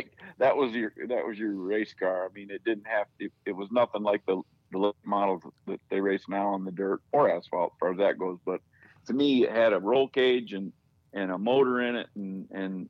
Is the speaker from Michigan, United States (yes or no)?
yes; Michigan, United States; I was born and raised in Michigan.